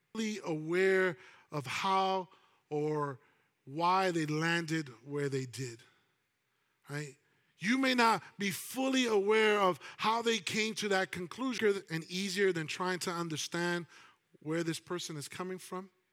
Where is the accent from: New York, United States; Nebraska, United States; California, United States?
New York, United States; I'm a New Yorker